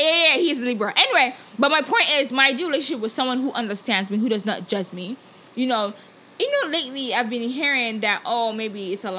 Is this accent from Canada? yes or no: no; Nigeria; moved away; as a Nigerian who grew up in Nigeria and comes to a whole nother culture